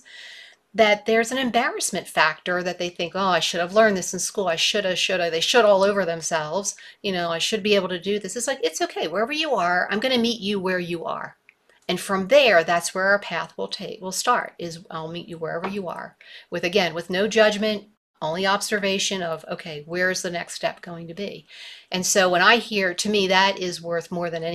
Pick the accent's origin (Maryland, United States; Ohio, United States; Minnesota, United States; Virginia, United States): Maryland, United States; Baltimore; moved away as an adult; now in Missoula, United States; I grew up in Baltimore. I lived there my entire life